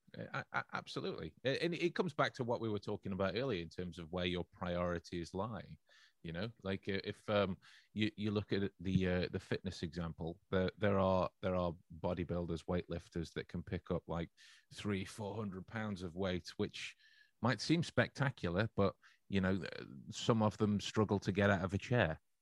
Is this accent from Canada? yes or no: no; England, United Kingdom; as an English person, member of the, uh, the English culture